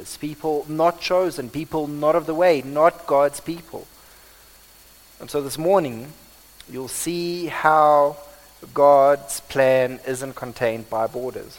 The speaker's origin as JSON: {"language": "English", "country": "South Africa", "accent": "Afrikaans", "said": "this is probably my Afrikaans accent"}